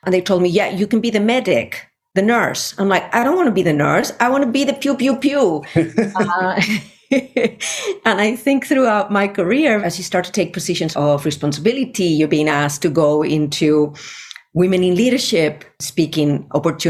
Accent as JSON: {"language": "English", "country": "Spain", "tie": "born or raised there", "moved": "yes", "said": "I was born in Spain in the 70s in a Navy household"}